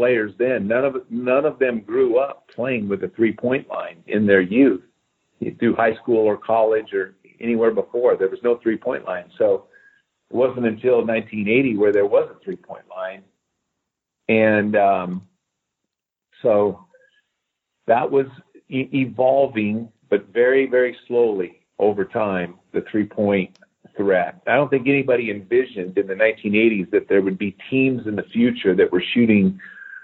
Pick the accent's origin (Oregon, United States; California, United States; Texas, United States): Oregon, United States; Eugene; I grew up in Eugene, Oregon